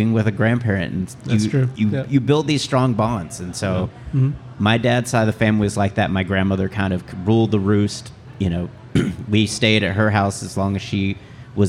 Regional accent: Houston, Texas, United States; I grew up in Houston.

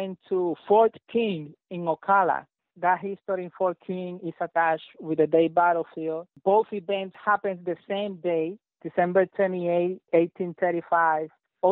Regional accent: Puerto Rico; now in Florida, United States; grew up in Puerto Rico, in an island surrounded by history

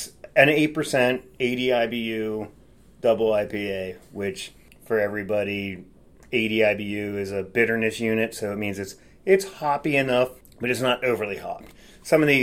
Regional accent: Lancaster County, Pennsylvania, United States; I grew up here in Lancaster County, Columbia High School

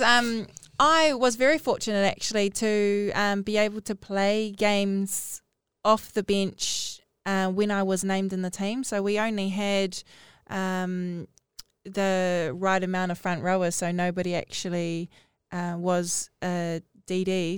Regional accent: Northland, New Zealand; I'm from Northland

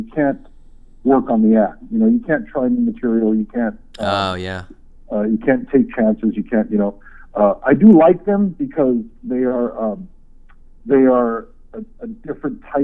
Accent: Oahu, Hawaii, United States; now in Seattle, United States; born and raised on the island of Oahu

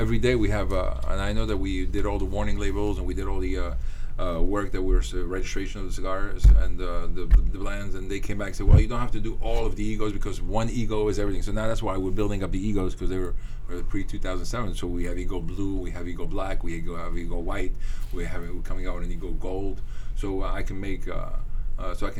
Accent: Morocco; moved away; I grew up in Morocco

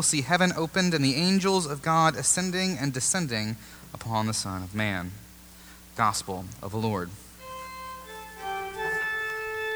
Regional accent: Raleigh, North Carolina, United States; Way back when I was growing up in Raleigh and in high school in the first decade of this millennium

